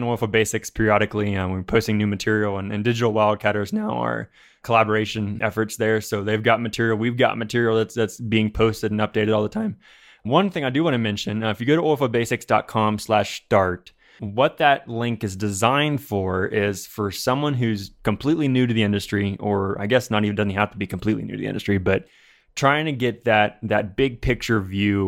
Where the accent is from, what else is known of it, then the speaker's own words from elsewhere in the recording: Ohio, United States; I'm from Ohio